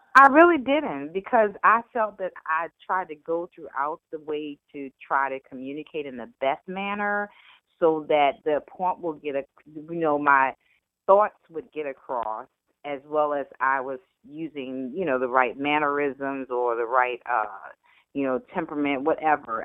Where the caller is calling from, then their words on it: Virginia, United States; I'm calling from Virginia, Virginia